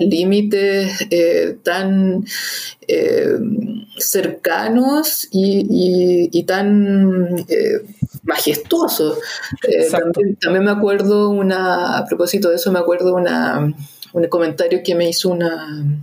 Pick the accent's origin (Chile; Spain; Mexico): Chile; Santiago, Santiago Metropolitan Region; los que somos santiaguinos